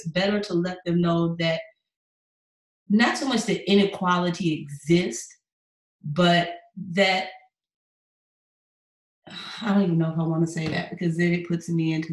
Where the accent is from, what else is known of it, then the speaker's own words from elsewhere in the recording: Atlanta, Georgia, United States; moved away as an adult; now in Houston, United States; I'm from Atlanta